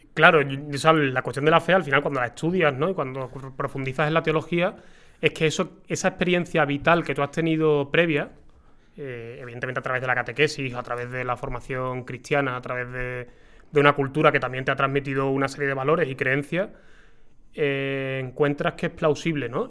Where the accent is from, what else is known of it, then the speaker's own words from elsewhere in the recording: Seville, Andalusia, Spain; yo soy de Sevilla